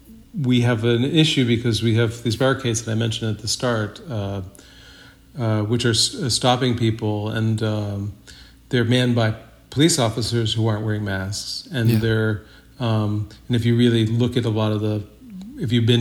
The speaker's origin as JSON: {"language": "English", "region": "Massachusetts", "country": "United States", "tie": "born or raised there", "moved": "yes", "lives_now": "Brooklyn, United States", "said": "I grew up in a small town in Massachusetts on a dirt road"}